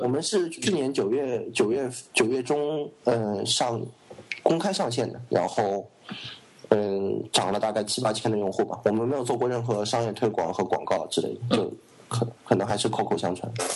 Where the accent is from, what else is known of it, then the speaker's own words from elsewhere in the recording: China; 作为我们大陆长大的人来说